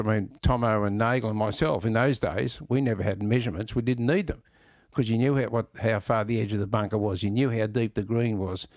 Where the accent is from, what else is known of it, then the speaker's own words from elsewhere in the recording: Melbourne, Victoria, Australia; I was born in Elstonwick, lived in Corfu all my life or junior life